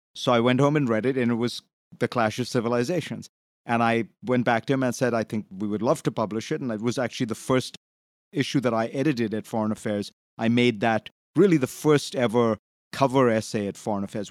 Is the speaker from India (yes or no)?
yes; India; moved away; I grew up in India, and I was, I came from a, essentially a socialist country